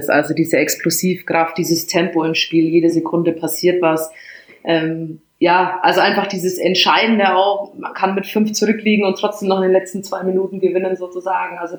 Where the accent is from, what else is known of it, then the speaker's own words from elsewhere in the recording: Bamberg, Bavaria, Germany; Genau, also man hört es vielleicht noch ein bisschen raus. Ähm, mhm. Gebürtig aus Bamberg, dort aufgewachsen und da eben auch die erste, erste Handballstation dann erlebt.